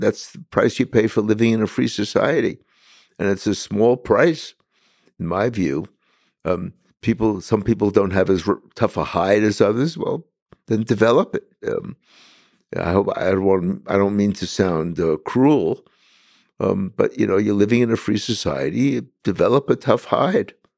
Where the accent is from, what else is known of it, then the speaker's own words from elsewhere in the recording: New York City, New York, United States; as a kid in Brooklyn, where I was born, I was born and raised in Bensonhurst